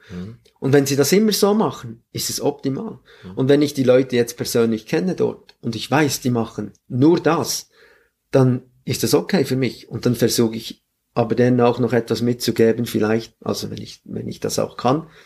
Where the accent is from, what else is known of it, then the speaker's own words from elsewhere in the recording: Grenchen, Solothurn, Switzerland; Ich bin auch in Grenchen groß geworden und dort war alles sehr professionell und sehr strukturiert.